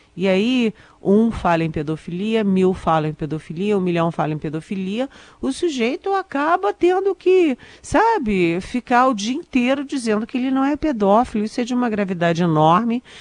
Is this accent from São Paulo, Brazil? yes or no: no; Brasília, Federal District, Brazil; eu sou de Brasília, eu sou aqui do Cerrado